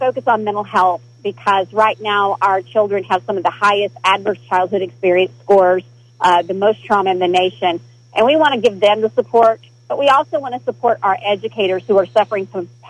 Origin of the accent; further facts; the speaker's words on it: Broken Bow, Oklahoma, United States; I was born and raised in Broken Bow, Oklahoma